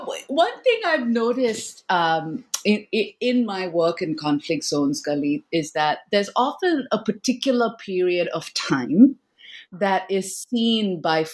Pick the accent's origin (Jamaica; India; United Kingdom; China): India; my own, you know, childhood growing up in India